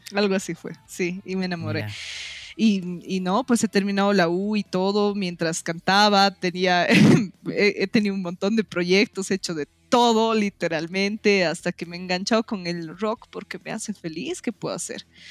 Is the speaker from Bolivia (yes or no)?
yes; Oruro, Bolivia; moved away as an adult; also born or lived in Potosí; now in La Paz, Bolivia; Yo he vivido en Oruro eh, toda mi época del colegio. Desde que estoy entre en prekinder kinder hasta que salgo bachiller, he estado en el mismo colegio, he vivido en la mm. misma ciudad